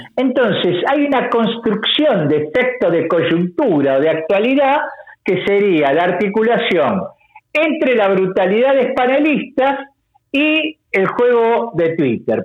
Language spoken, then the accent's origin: Spanish; Argentina